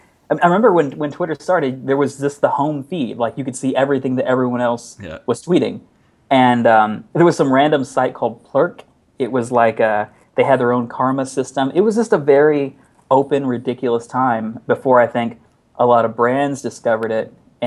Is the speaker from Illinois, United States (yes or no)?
no; Texas, United States; accent: Texas; Yeah, so I am from Texas originally. I haven't retained much of a Texas accent, which is probably for the better because it's a very weird, bizarre accent.